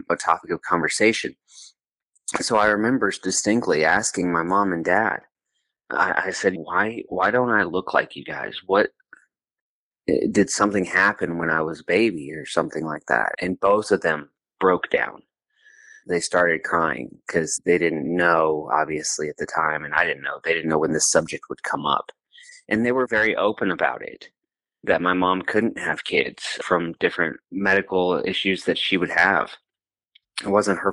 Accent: Houston, Texas, United States; born or raised there; also born or lived in Santiago, Chile; now in Bowling Green, United States

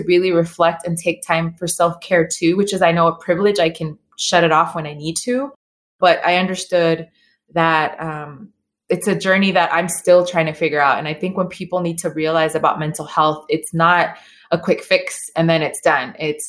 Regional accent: Inglewood, California, United States; And we grew up in Inglewood, California.

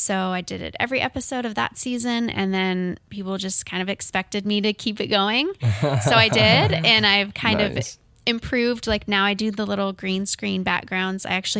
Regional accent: Canton, United States; Yeah, a club in my hometown, Canton.

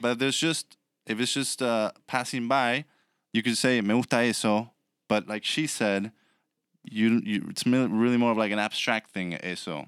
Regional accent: San Carlos de Bariloche, Río Negro, Argentina; moved away; The town that I was born in is called San Carlos de Bariloche, and the state is Rio Negro

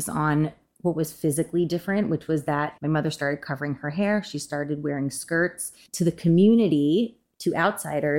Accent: a suburb of New York, United States; moved away as an adult; now in Los Angeles, United States; I grew up in a suburb of New York

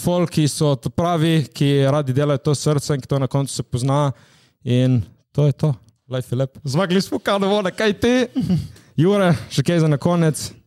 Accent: Slovenia; smo iz Slovenije

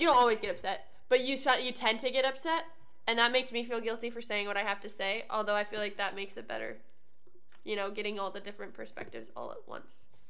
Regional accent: Midwest, United States; I'm a Midwesterner

